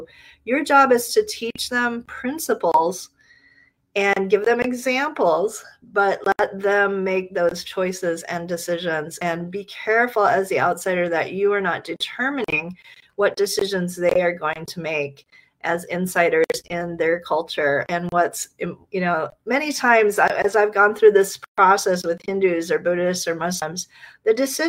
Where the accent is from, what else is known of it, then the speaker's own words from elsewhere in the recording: Nigeria; born there; also born or lived in Ghana / Liberia; As some of you know, I grew up in West Africa. I was born in Nigeria. My parents served in Ghana and Liberia and later in Malawi and Eritrea.